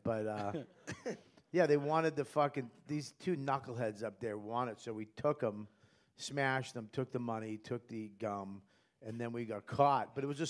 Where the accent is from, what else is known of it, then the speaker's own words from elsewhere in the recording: Boston, Massachusetts, United States; moved away; also born or lived in Los Angeles; I'm from Boston